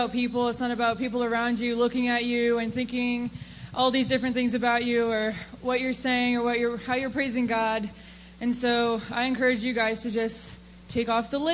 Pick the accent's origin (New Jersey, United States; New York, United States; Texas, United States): New Jersey, United States; I'm from South Jersey